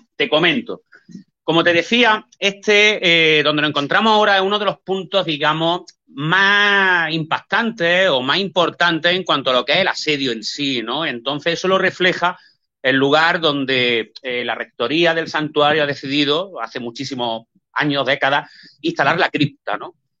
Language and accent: Spanish; Linares, Andalusia, Spain; yo soy de Linares, aquí en Jaén